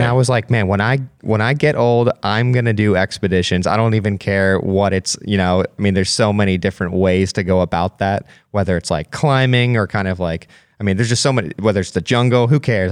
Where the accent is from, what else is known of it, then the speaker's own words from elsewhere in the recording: Pennsylvania, United States; growing up in Pennsylvania